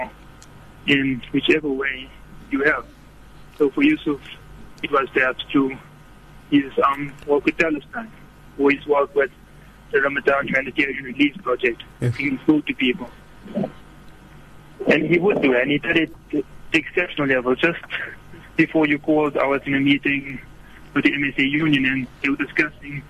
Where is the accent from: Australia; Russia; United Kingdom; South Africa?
South Africa; as South African Muslims